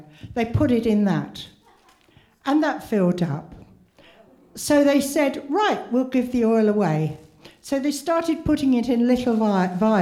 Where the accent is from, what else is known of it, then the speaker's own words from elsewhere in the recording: Wales, United Kingdom; I came from Wales